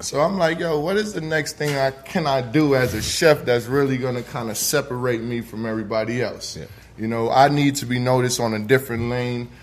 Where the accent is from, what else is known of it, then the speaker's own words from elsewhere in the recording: New York City, New York, United States; moved away as an adult; now in Atlanta, United States; Originally, I'm from the Bronx, New York. Brought my talents out here to Atlanta